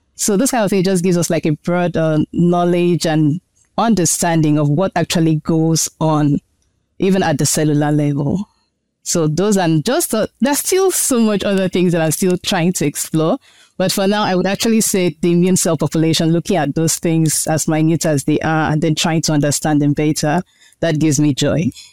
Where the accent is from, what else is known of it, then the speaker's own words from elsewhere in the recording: Nigeria; moved away as an adult; also born or lived in China; now in United States; My home country is Nigeria.